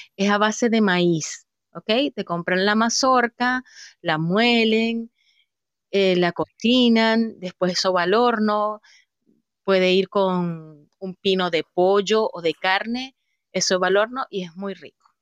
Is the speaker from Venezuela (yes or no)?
yes; Venezuela; now in Chile; nosotros como venezolanos utilizamos muchas palabras